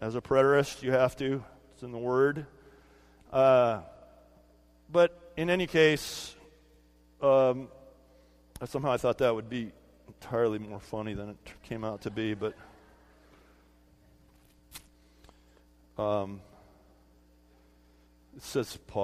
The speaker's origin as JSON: {"language": "English", "region": "California", "country": "United States", "tie": "born or raised there", "said": "when I was a kid growing up in California"}